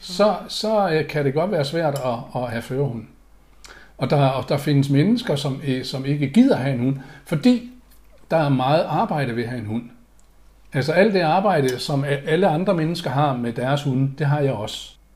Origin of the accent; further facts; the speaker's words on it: Aalborg, North Denmark Region, Denmark; moved away; jeg er opvokset i Aalborg